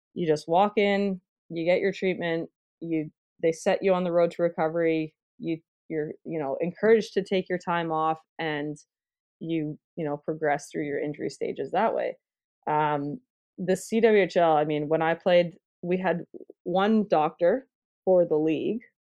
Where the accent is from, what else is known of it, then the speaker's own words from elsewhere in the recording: Ontario, Canada; I'm Canadian